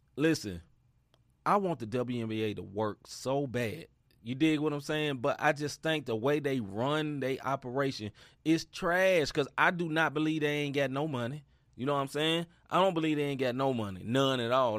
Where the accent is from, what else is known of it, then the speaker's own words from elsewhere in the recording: United States; I'm American.